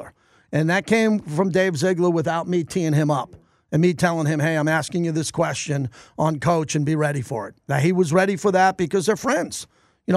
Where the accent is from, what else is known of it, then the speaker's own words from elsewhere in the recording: New York, United States; now in Las Vegas, United States; I grew up in New York